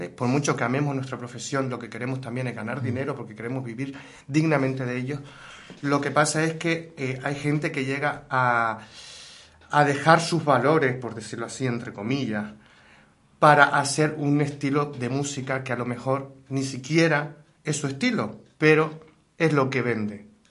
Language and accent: Spanish; Gáldar, Canary Islands, Spain; la ciudad de Galdar, mi ciudad